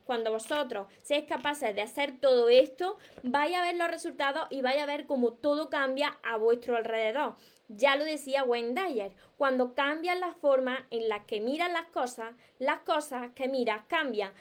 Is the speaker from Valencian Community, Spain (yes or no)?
no; Córdoba, Andalusia, Spain; accent: Andalusian; sabéis que yo soy soy andaluza, soy cordobesa, me como la S, me como las palabras